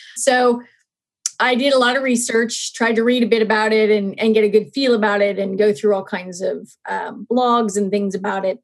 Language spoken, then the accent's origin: English; Nova Scotia, Canada; I'm actually from Nova Scotia. So, I did grow up outside of a city in a more what we used to call sub suburban setting in Canada